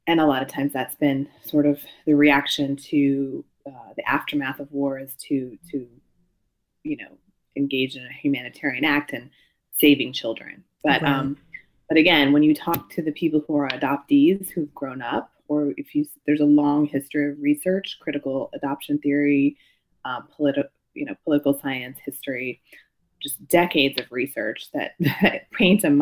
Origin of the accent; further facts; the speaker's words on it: United States; I'm Japanese American